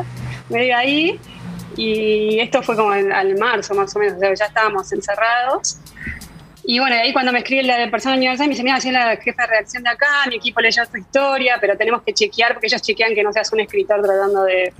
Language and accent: Spanish; Argentina; moved away as an adult; also born or lived in Paris, France; soy argentina